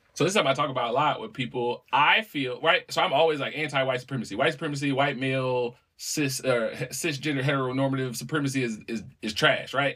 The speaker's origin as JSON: {"language": "English", "town": "New Orleans", "region": "Louisiana", "country": "United States", "tie": "born or raised there", "said": "when I was a little kid growing up in New Orleans"}